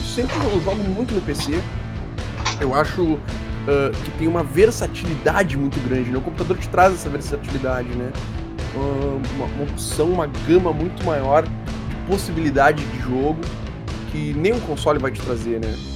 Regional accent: Brazil; Bons brasileiros que somos

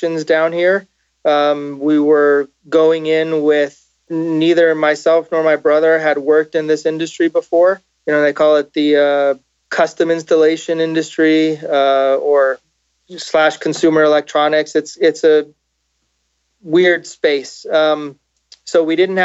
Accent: Los Angeles, California, United States; moved away as an adult; also born or lived in South Florida; basically most of my time I grew up in Los Angeles

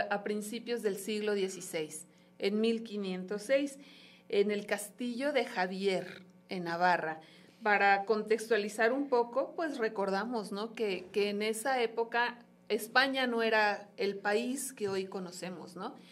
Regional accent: Mexico; como católicos, como mexicanos y como misioneros de Guadalupe

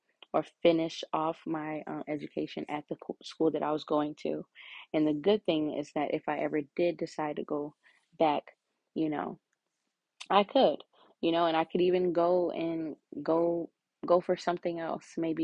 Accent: Illinois, United States; I am from Illinois. Pretty much live here my whole entire life.

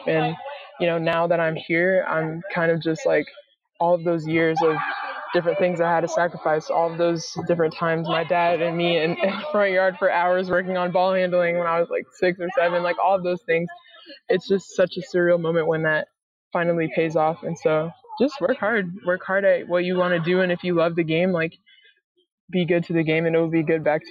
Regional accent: North Carolina, United States; also born or lived in Rhode Island / Connecticut; now in Fort Worth, United States; I grew up in North Carolina, so, you know, warm weather is what I'm used

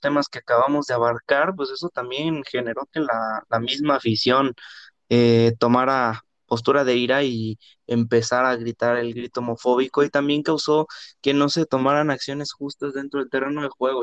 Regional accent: Mexico; los mexicanos que vivimos acá en México

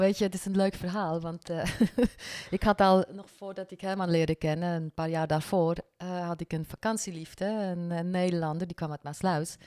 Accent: Bern, Switzerland; first language French; Dutch is a second language; moved away as an adult; also born or lived in French-speaking Switzerland; now in Netherlands; kom uit Zwitserland. Ik ben van de Franse gedeelte, dus mijn moedertaal is Frans. En we zijn echter wel in Bern opgegroeid.

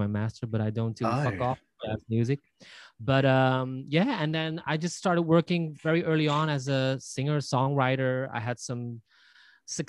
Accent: Belgium; I was born and raised in Belgium, obviously, and I was brought up in a quite remote little village, not so far from Brussels

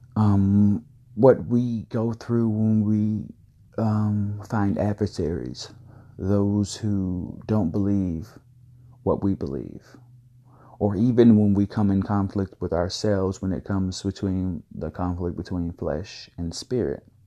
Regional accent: Valdosta, Georgia, United States; my hometown of Valdosta, Georgia

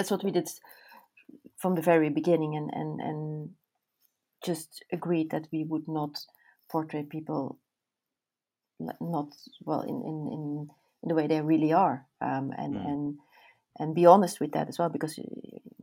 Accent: Belgium; I'm born and raised in Belgium

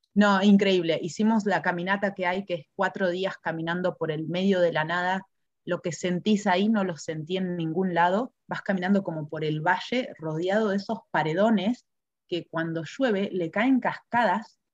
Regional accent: Argentina; moved away as an adult; now in New Zealand; me siento todavía muy argentina

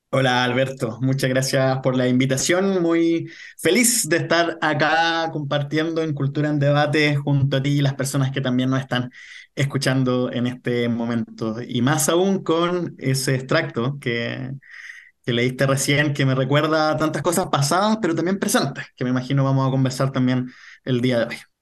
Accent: Renca, Santiago Metropolitan Region, Chile; yo vivo en Renca, soy poblador de Renca, he vivido toda mi vida en Renca

